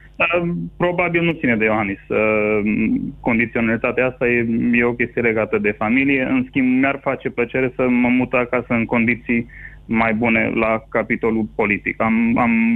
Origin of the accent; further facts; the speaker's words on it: Transylvania, Romania; moved away as an adult; also born or lived in California; now in Toronto, Canada; sunt ca și ardelean stabilit în străinătate